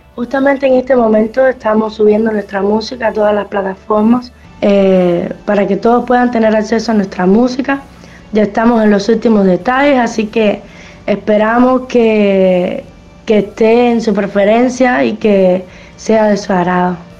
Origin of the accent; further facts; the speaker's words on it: Cuba; yo soy de Cuba